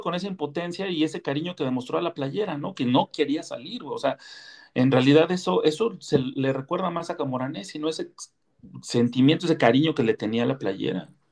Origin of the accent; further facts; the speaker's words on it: Mexico; como mexicano